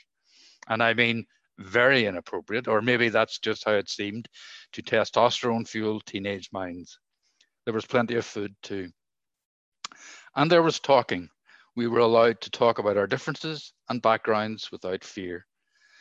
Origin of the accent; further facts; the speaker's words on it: Derry, Northern Ireland, United Kingdom; where I grew up in Derry